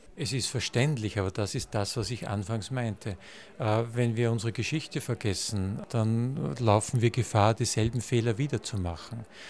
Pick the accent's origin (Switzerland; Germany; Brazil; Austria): Austria; Gmünd, Lower Austria; Ich bin 1970 in Gmünd geboren, direkt an der österreichisch-tschechischen Grenze und erlebte die, die Zeit als Kind hautnah